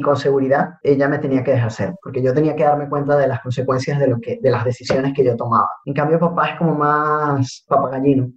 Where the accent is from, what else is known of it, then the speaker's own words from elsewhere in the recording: Venezuela; moved away as an adult; tuve que salir de Venezuela, me vine para acá